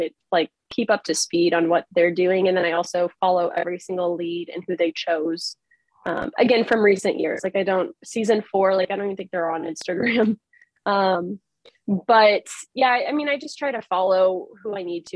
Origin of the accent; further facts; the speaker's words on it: Texas, United States; now in Massachusetts, United States; growing up in Texas is very different than, you know, especially where I live now in Massachusetts